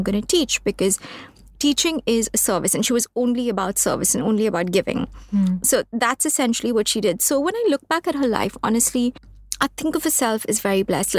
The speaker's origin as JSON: {"language": "English", "town": "Mumbai", "region": "Maharashtra", "country": "India", "said": "So we're based in Bombay. We're from Bombay"}